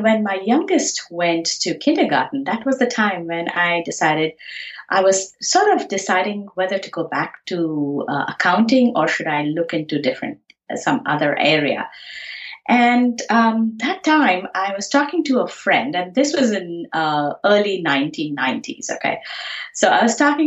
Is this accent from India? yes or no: yes; Pune, Maharashtra, India; moved away as an adult; now in United States; I grew up in Pune, India, and my schooling and my college was done there.